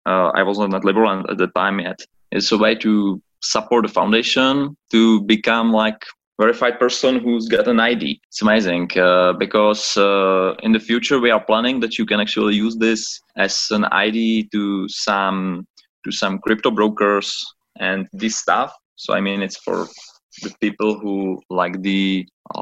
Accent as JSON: {"language": "English", "country": "Czechia", "said": "I'm originally from the Czech Republic"}